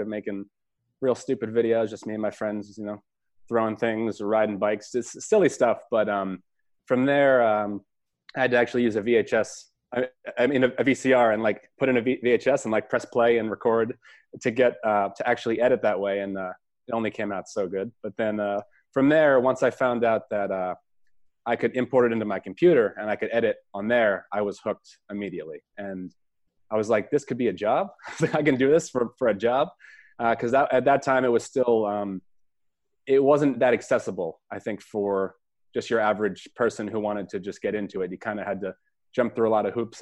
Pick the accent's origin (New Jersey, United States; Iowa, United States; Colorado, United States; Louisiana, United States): New Jersey, United States; Toms River; moved away as an adult; also born or lived in Connecticut / Los Angeles; now in Philadelphia, United States; I'm originally from Toms River, New Jersey, and that's where I grew up